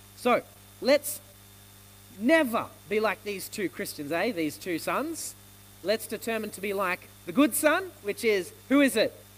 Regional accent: Australia; I'm born in Australia, so I'm Australian

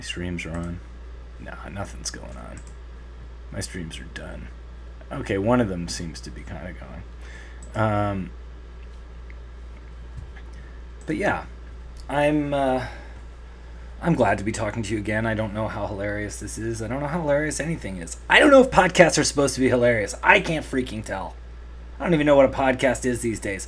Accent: Canada; I'm Canadian

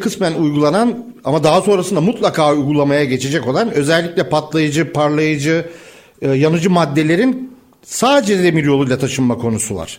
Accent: Istanbul, Turkey; bir İstanbullu olarak

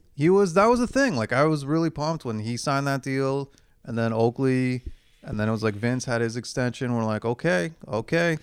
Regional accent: Canada

